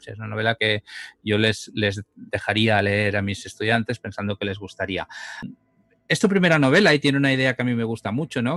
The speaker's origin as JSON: {"language": "Spanish", "region": "Catalonia", "country": "Spain", "said": "tanto Alex como yo somos eh, catalanes"}